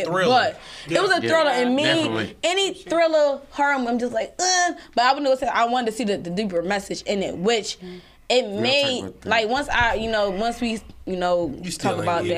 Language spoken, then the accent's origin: English; Philadelphia, Pennsylvania, United States; I grew up in Philadelphia.